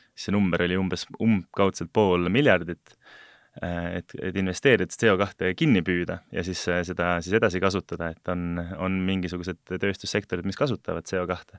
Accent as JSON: {"language": "Estonian", "country": "Estonia", "tie": "born or raised there", "also_born_or_lived": "abroad", "moved": "yes", "said": "olen sündinud vabas Eesti riigis ja veetnud ka osa oma elust äh, välismaal"}